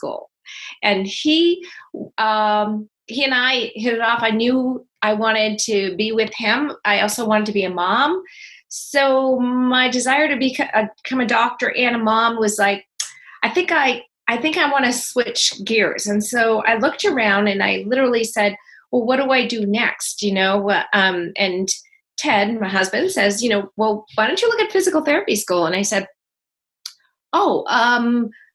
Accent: Berlin, New Hampshire, United States; now in California, United States; I grew up in Berlin, New Hampshire

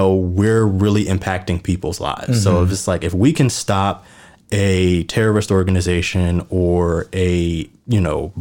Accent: Atlanta, Georgia, United States; moved away as an adult; also born or lived in Columbia, Maryland; now in Washington, D.C., United States; I was born in Maryland, but raised in Atlanta

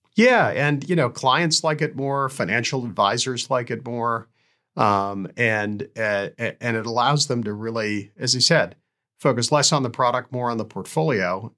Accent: Canada; also born or lived in Tanzania; I emigrated to Canada

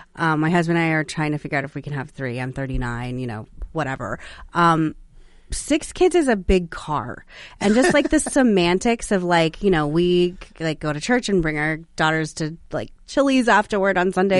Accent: Phoenix, Arizona, United States; also born or lived in Sedona, Arizona; now in Washington, D.C. area, United States; I'm from Arizona and I was raised in Phoenix and Sedona

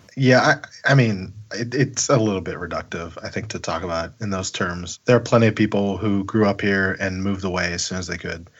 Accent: Pittsburgh, Pennsylvania, United States; I am from Pennsylvania, Pittsburgh, southwestern Pennsylvania

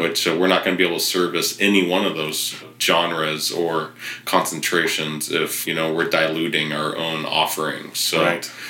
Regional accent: Riverside, California, United States; also born or lived in San Francisco; now I'm back in my hometown of Riverside

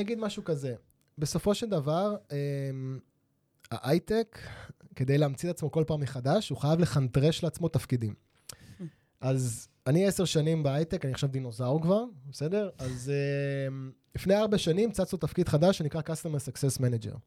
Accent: Holon, Tel Aviv District, Israel; אני נולדתי בחולון

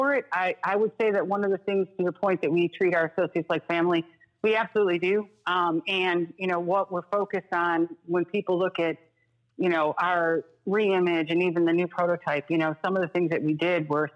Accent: Detroit, Michigan, United States; moved away; also born or lived in Chicago; I grew up in Detroit, but I was Chicagoan for 15 years

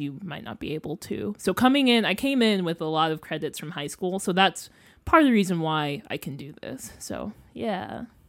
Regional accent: Freeport, Illinois, United States; moved away as an adult; now in Columbia, United States; I'm from Freeport, Illinois. It's like a small city two hours west of Chicago.

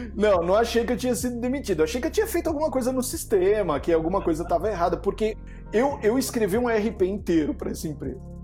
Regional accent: São Paulo, Brazil; eu sou, eu sou de São Paulo, tô aqui na Moca

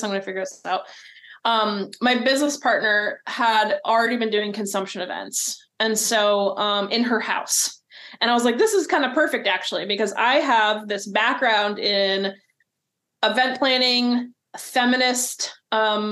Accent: New Jersey, United States; moved away as an adult; now in Oregon, United States; I'm from New Jersey, and my wife and I moved here in 2013

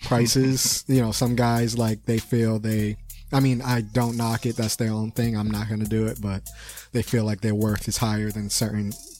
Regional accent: Boston, Massachusetts, United States; I was born in Boston City. Hospital, so I'm a Bostonian.

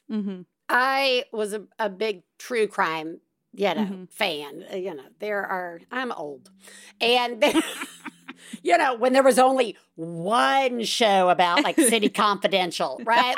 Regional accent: the South, United States; I'm from the South

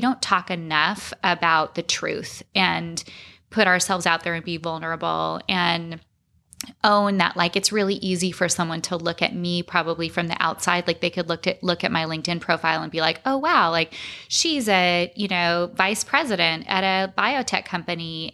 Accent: Arizona, United States; I grew up in Arizona.

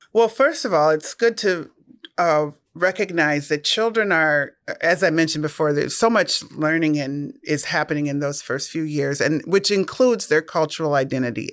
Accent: Minnesota, United States; I'm born and raised in Minnesota

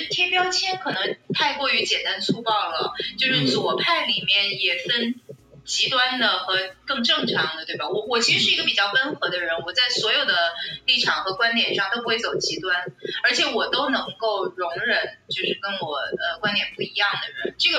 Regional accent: China; 我觉得那个我没有受到过任何歧视啊，作为内地人。

